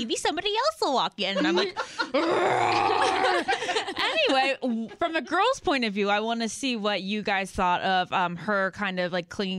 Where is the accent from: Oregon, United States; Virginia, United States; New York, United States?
Virginia, United States; Northern; I'm from Northern Virginia.